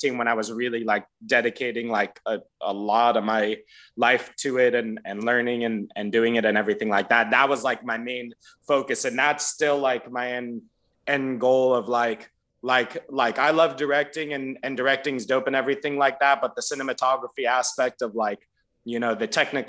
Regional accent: Florida, United States; now in Los Angeles, United States; growing up in Florida through elementary school, middle school, and high school

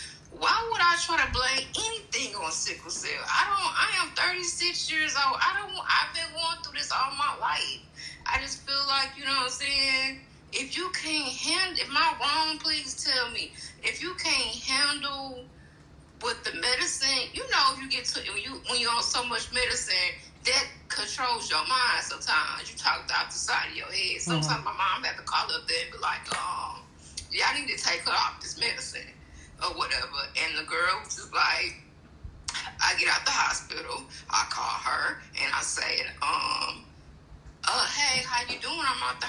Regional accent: Houston, Texas, United States; Okay, I just wanted to say, I'm from Houston, and I love y'all.

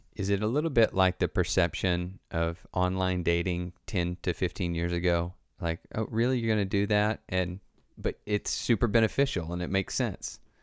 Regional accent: the Bible Belt in the South, United States; I grew up in the Bible Belt in the South

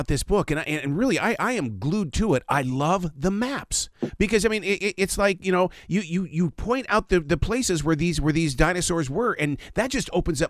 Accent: Montana, United States; I'm from the state of Montana

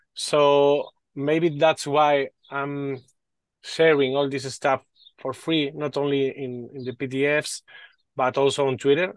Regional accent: Spain; English is a second language; Sorry for my English. I'm from Spain.

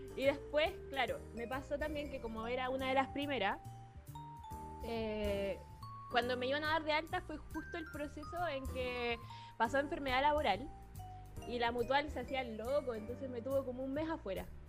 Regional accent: Chile; moved away as an adult; now in Santiago, Chile; yo no soy de acá de Santiago, yo soy de Gilfue

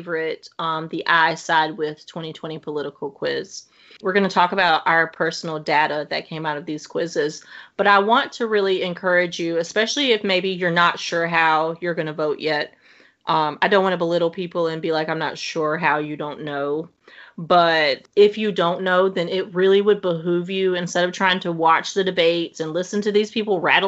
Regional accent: the South, United States; I grew up in the South

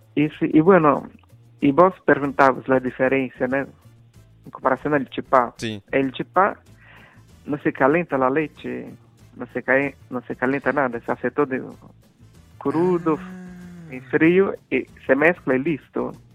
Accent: Minas Gerais, Brazil; Spanish is a second language; moved away as an adult; yo soy de Minas Gerais

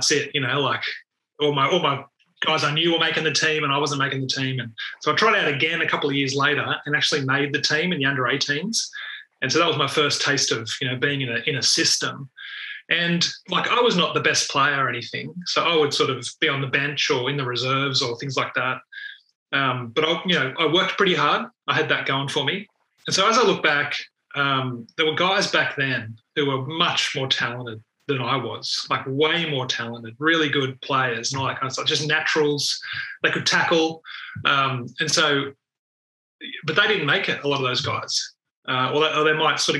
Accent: the Shire, New South Wales, Australia; also born or lived in Penrith; I grew up in the Shire and they were my, you know, local team

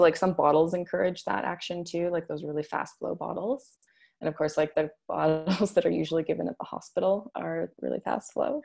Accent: Alberta, Canada; also born or lived in Scotland; I grew up here in Alberta.

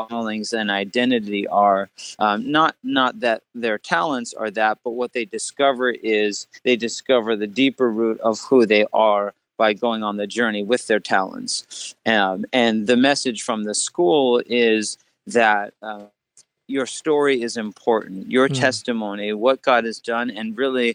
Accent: New Jersey, United States; I'm actually grew up in New Jersey. I'm from the East Coast

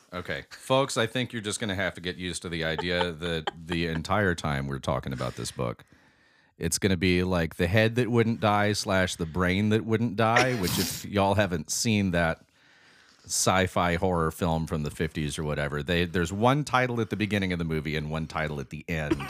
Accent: Alabama, United States; we've got two Alabamians

